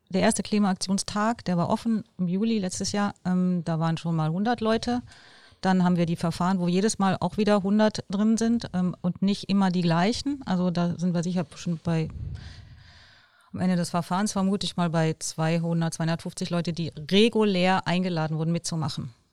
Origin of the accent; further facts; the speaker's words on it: Bonn, North Rhine-Westphalia, Germany; da können wir als Bonner stolz sein, dass die da vorangehen und wir müssen unseren Teil beitragen.